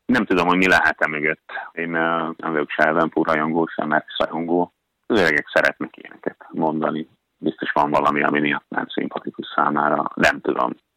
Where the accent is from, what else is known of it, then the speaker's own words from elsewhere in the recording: Hungary; now in Norway; magyar vagyok